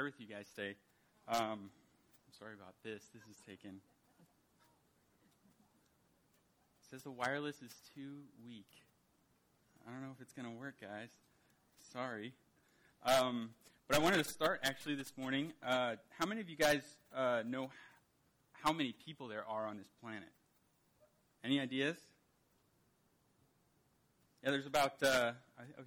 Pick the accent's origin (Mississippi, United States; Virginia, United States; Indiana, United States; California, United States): California, United States; moved away as an adult; now in Papua New Guinea; This is my home state of California